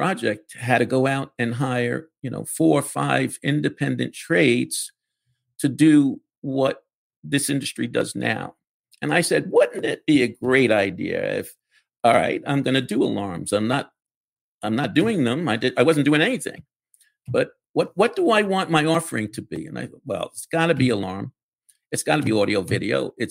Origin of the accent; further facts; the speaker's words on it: New York City, New York, United States; I grew up in the Bronx.